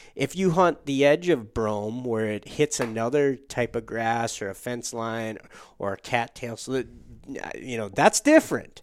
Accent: Upper Peninsula of Michigan, United States; moved away; also born or lived in Minnesota; as a kid growing up in the Upper Peninsula of Michigan

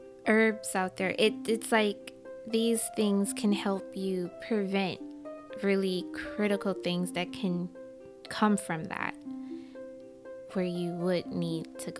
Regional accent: Michigan, United States; now in New York, United States; I'm from Michigan, but I live in New York

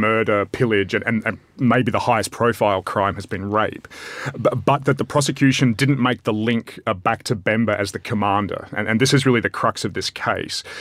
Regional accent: Australia; as an Australian

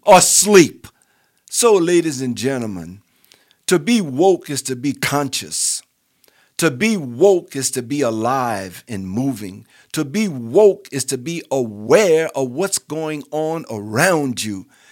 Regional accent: New Orleans, Louisiana, United States; I was raised in New Orleans

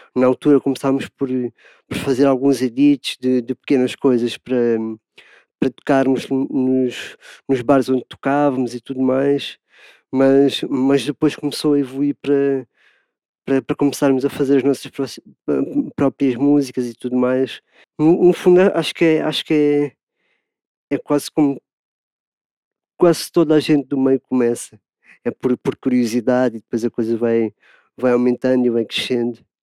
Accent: Lisbon, Portugal; sou de Lisboa, Portugal

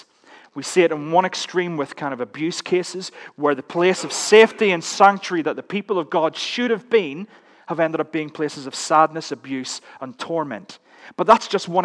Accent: Northern Ireland, United Kingdom; As you can tell, I'm Northern Irish

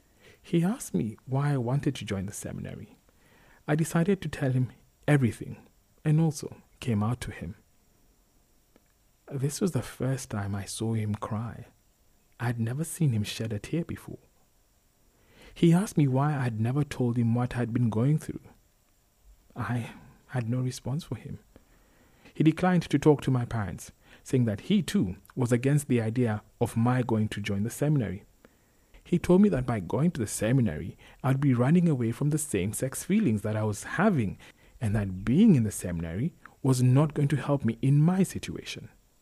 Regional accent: Turkana County, Kenya; She was fascinated by the fact that I was from Turkana. She had never met anyone from Turkana.

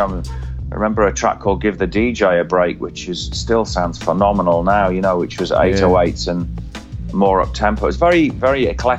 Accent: Cramlington, North East England, United Kingdom; also born or lived in Ashington; And then I was, sort of brought up on a new town called Cramlington New Town

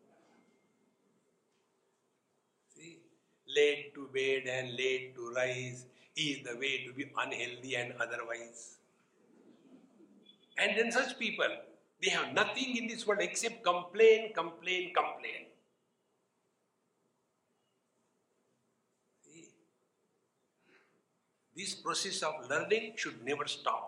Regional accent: Mumbai, Maharashtra, India; From Mumbai

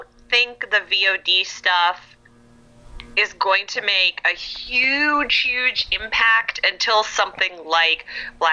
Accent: Canada; now in California, United States; I'm from Canada originally

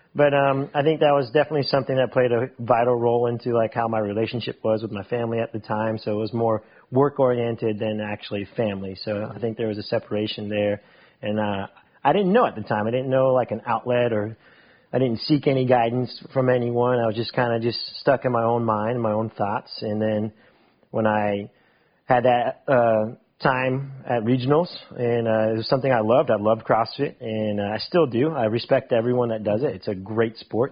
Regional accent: Mount Dora, Florida, United States; also born or lived in Winter Park, Florida; I was one years old when my parents moved to Mount Dora. So I'm from Mount Dora. Mount Dora is home.

